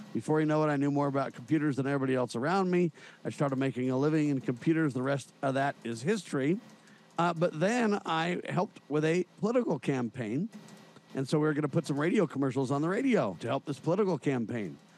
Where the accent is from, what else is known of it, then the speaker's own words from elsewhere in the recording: Southern California, United States; I was born and raised in Southern California